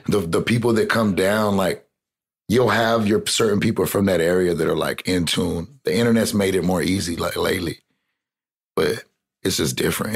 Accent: Corpus Christi, Texas, United States; also born or lived in Kingsville, Texas / Austin, Texas / Rio Grande Valley, Texas; I'm from Texas. I'm from South mm-hmm. Texas. I grew up in. I was born in Kingsville. Then I grew up in Corpus Christi, and I went to high school in Austin, and I lived the rest of the time in the Rio Grande Valley

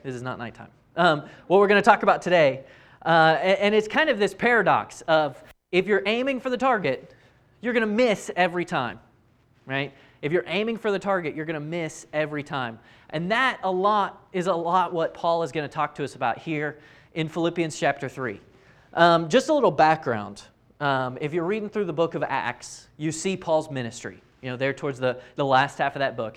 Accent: Raleigh, North Carolina, United States; I grew up in Raleigh

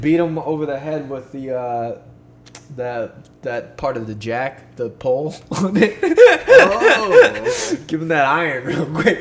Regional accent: Poconos, Pennsylvania, United States; in the Poconos, my uh, my hometown, my stomping grounds.

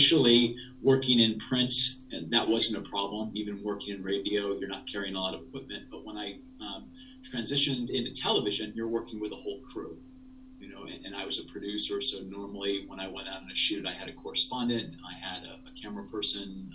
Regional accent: rural Ohio, United States; I grew up in a small town in rural Ohio

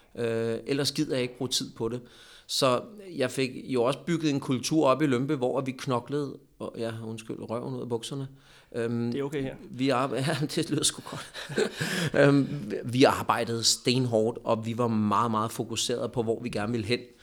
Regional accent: Lyngby, Capital Region of Denmark, Denmark; moved away as an adult; also born or lived in Poland / Hungary; jeg er jo Lyngby-dreng.

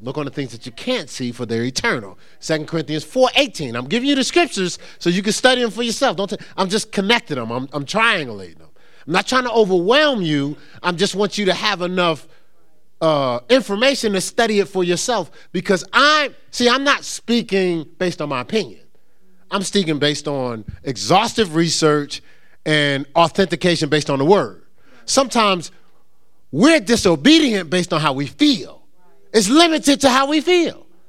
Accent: Newark, New Jersey, United States; I'm from Newark

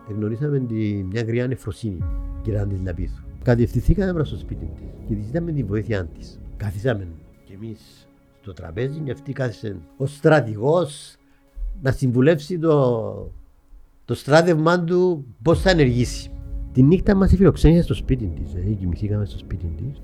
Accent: Mitsero, Nicosia District, Cyprus; also born or lived in England; Κατάγομαι από το Μιτσέρο. Το Μιτσέρο. Μεγάλωσα στο Μιτσέρο.

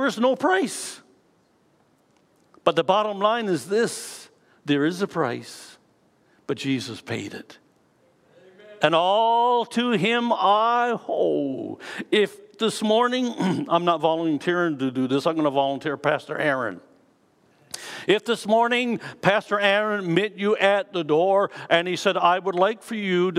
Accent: Canada; This tells me that I am a citizen of Canada. I am Canadian.

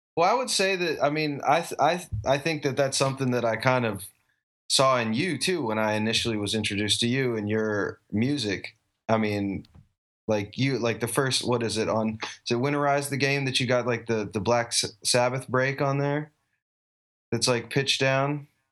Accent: Asheville, North Carolina, United States; now in Austin, United States; I grew up in Asheville, North Carolina, um, mountain town in western North Carolina

